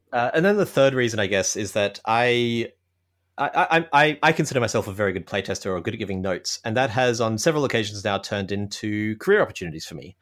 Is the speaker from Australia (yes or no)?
yes; Australia; now in Toronto, Canada; I'm an Australian living in Canada, in Toronto.